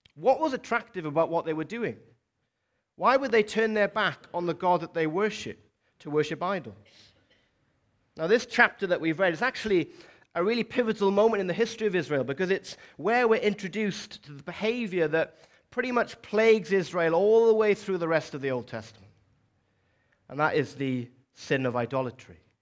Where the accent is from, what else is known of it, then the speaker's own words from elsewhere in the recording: South Wales, United Kingdom; moved away as an adult; also born or lived in Dorset; now in Newcastle, United Kingdom; for most of my life, twenty-one years or so, I lived and grew up in, in South Wales